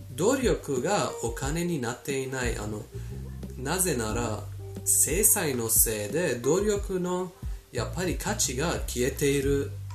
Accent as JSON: {"language": "Japanese", "country": "Iran", "said": "私たちイラン人イランに住んでいるイラン人"}